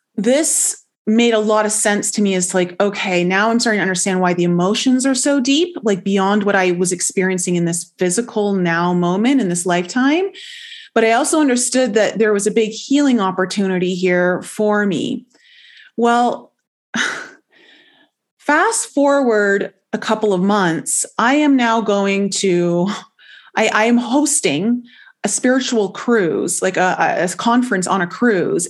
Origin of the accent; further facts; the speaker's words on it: Toronto, Ontario, Canada; moved away as an adult; also born or lived in Caribbean island; I ended up leaving Toronto, whereas where I grew up in Canada, to move down to a Caribbean island